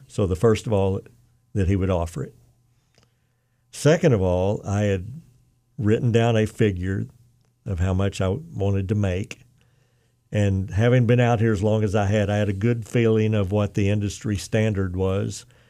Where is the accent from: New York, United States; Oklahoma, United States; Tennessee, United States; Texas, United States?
Oklahoma, United States; moved away; also born or lived in Arkansas; I'm from Oklahoma originally